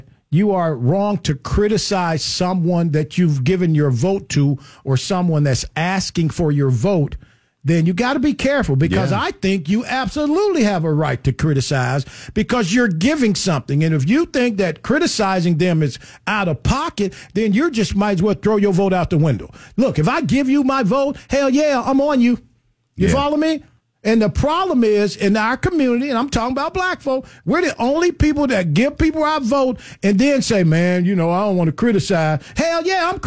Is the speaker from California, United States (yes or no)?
no; Chicago, Illinois, United States; I come from Chicago. One of my first summer jobs in Chicago